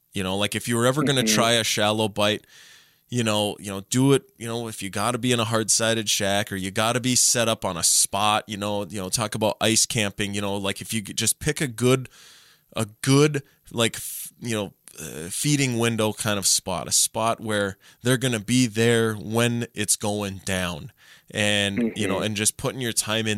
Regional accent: Minnesota, United States; I was born and raised in Minnesota.

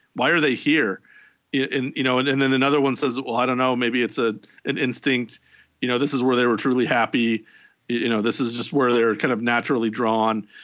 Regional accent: Indianapolis, Indiana, United States; my hometown of Indianapolis

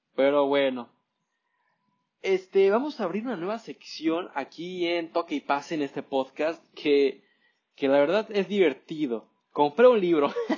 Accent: Mexico

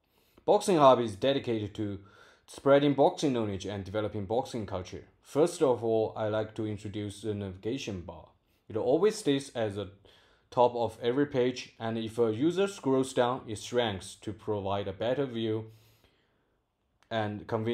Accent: Guiyang, Guizhou, China; English is a second language; from Guiyang, China.

